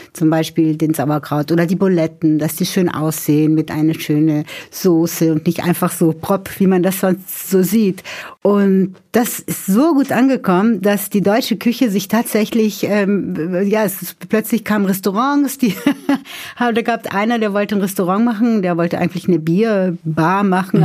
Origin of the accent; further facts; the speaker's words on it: São Paulo, Brazil; first language Portuguese and German; now in Germany; Ich stamme ja aus São Paulo